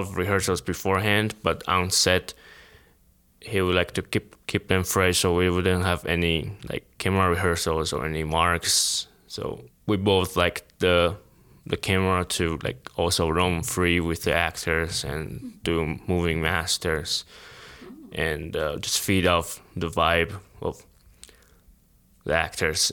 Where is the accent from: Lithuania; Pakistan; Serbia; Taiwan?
Taiwan; moved away as an adult; now in United States; I came from Taiwan, like, didn't go to film school